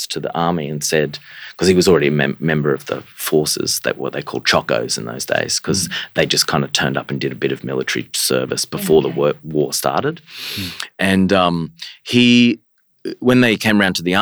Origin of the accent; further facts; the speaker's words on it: Far North Queensland, Australia; growing up in Far North Queensland